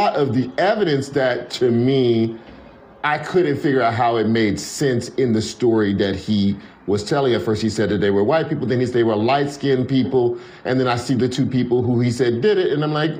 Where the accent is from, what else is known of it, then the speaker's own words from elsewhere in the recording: Louisiana, United States; moved away; also born or lived in Detroit; I'm from Louisiana